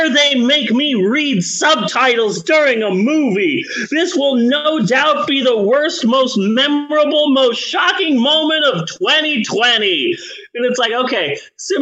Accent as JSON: {"language": "English", "country": "United States", "said": "We're just Americans being American."}